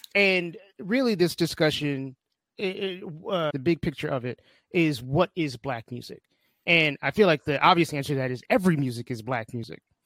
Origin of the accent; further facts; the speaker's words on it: New York City, New York, United States; I spent most of my childhood in New York City